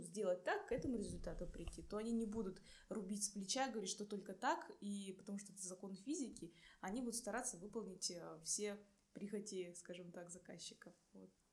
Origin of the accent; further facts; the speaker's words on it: Irkutsk, Irkutsk Oblast, Russia; moved away as an adult; also born or lived in Buryat (ethnic); now in Saint Petersburg, Russia; я из Иркутска